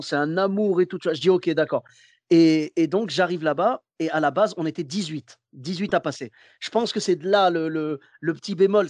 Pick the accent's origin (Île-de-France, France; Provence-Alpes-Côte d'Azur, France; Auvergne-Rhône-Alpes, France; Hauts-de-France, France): Auvergne-Rhône-Alpes, France; Clermont-Ferrand; now in Bordeaux, France; je suis de Clermont-Ferrand à la base